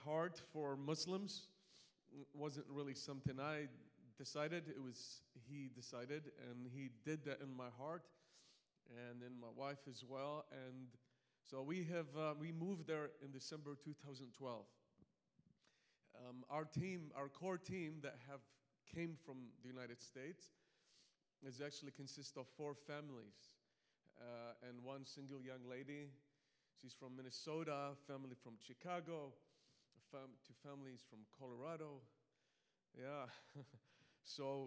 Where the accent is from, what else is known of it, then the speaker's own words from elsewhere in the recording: Malta; now in Iraq; I have an accent. I'm not from New Hampshire, but so I come from an island called Malta